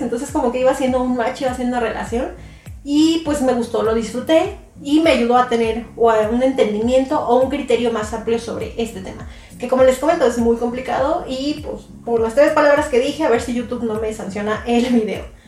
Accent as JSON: {"language": "Spanish", "country": "Mexico", "said": "Yo soy de México"}